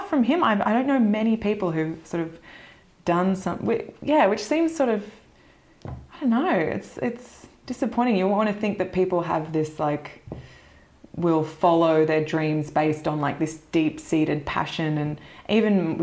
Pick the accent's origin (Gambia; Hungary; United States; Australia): Australia; Mornington Peninsula, near Melbourne, Victoria; accent: Australian; I grew up on the Mornington Peninsula, which is about an hour south of Melbourne